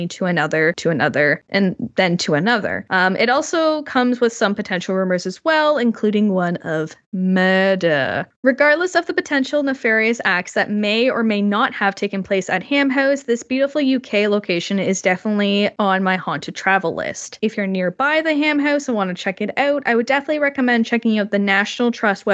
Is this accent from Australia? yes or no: no; Canada; I am Canadian